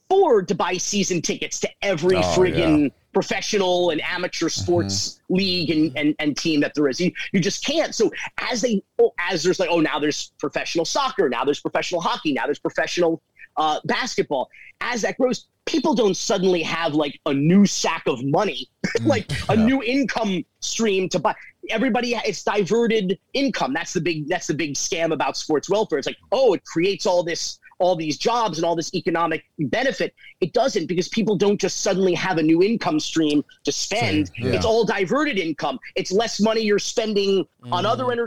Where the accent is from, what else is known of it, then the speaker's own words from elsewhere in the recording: Miami, Florida, United States; also born or lived in Fort Myers, Florida; I was born in Fort Myers, Florida, in 1978, and we moved down to Miami though when I was about 3 years old. So I'm a native Floridian and a lifelong Miamian